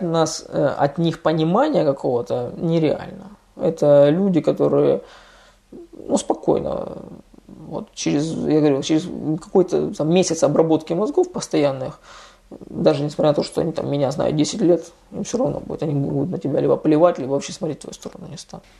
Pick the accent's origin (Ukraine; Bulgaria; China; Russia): Russia; now in Spain; мы из России